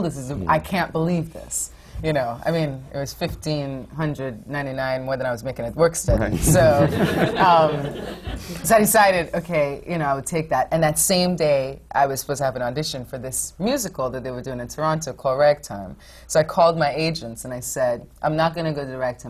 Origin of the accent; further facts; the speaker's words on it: Trinidad & Tobago; moved away; also born or lived in Fort Wayne, Indiana; I grew up in the Caribbean in Trinidad.